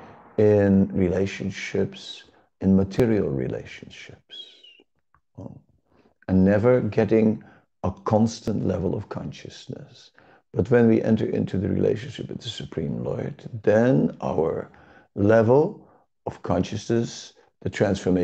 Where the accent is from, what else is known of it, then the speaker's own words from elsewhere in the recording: Netherlands; I was born in the Netherlands.